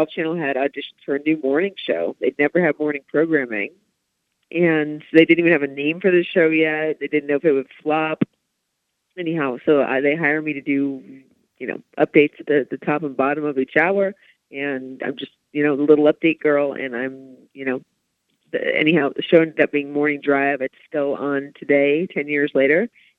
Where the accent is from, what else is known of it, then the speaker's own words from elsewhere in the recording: Columbus, Ohio, United States; moved away as an adult; also born or lived in Michigan; now in Los Angeles, United States; so I grew up in Columbus and then kind of was a traitor, and Kate went to Michigan State.